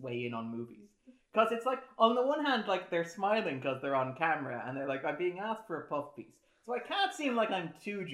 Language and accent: English; Ireland; as an Irishman